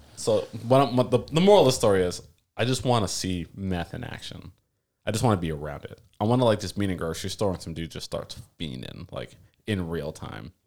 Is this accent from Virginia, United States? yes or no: no; South Florida, United States; moved away; also born or lived in Washington; I'm from South Florida